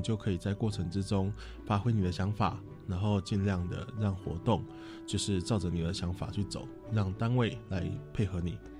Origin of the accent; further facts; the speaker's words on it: Taiwan; 我们台湾人